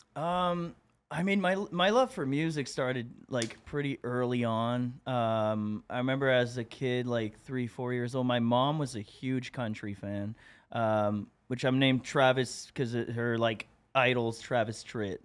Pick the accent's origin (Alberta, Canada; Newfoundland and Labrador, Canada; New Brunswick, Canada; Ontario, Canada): New Brunswick, Canada; Moncton; moved away as an adult; also born or lived in Montreal; I'm from uh, Moncton, New Brunswick, like far east coast of Canada